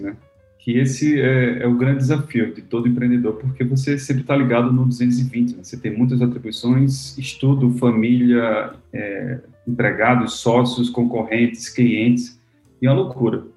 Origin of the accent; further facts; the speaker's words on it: Natal, Rio Grande do Norte, Brazil; eu sou de Natal, Rio Grande do Norte, então sou um potiguar